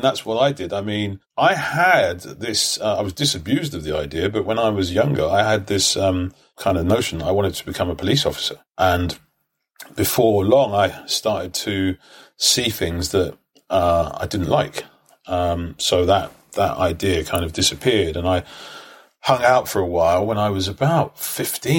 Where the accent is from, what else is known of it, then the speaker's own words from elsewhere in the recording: London, United Kingdom; I grew up in Brixton.